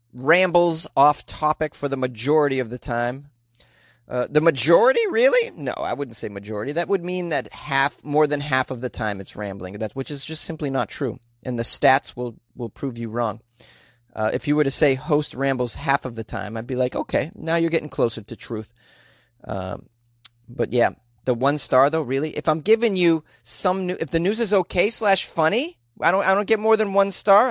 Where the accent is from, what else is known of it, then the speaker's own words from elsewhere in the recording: United States; I'm an American.